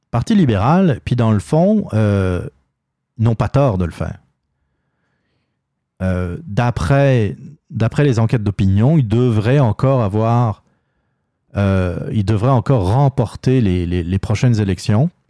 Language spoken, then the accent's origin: French; Quebec, Canada; Puis nous, on est bons, on est des Québécois.